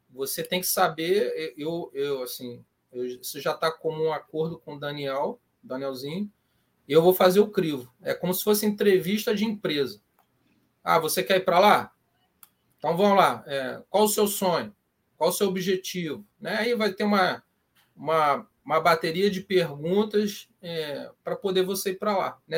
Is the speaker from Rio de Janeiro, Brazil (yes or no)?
yes; Petrópolis, Rio de Janeiro, Brazil; now in Rio de Janeiro, Brazil; eu sou de Petrópolis, né? hoje eu estou morando no Rio